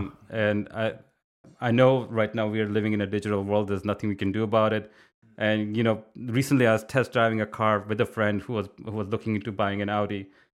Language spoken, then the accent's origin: English; India; English is a second language; Since I was growing up in India, creative writing is part of your, you know, it's just part of your upbringing.